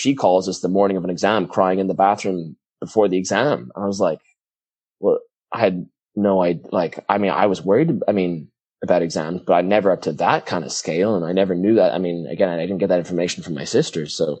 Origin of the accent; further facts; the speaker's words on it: Ireland; now in United States; the whole time growing up in Ireland, I was thinking, I can't wait to use my blue American passport to get the hell out of here.